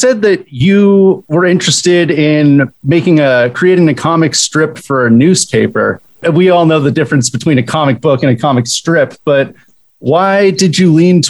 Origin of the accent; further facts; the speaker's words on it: Bay Area, California, United States; now in Virginia, United States; Mark and I are in Virginia, but you know, we were born and raised in the Bay Area.